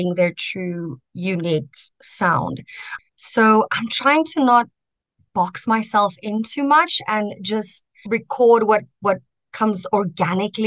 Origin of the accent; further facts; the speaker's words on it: Centurion, Gauteng, South Africa; also born or lived in Kempton Park / Pretoria; I was born in Kempton and I grew up in Centurion